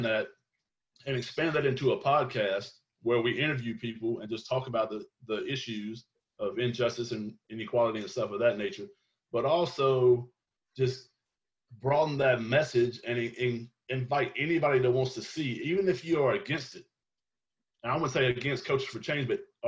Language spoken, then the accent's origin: English; South Georgia, United States; me growing up in the South